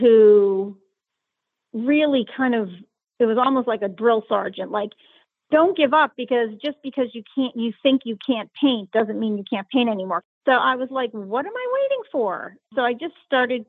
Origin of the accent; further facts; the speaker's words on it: Pittsburgh, Pennsylvania, United States; I am from Pittsburgh, Pennsylvania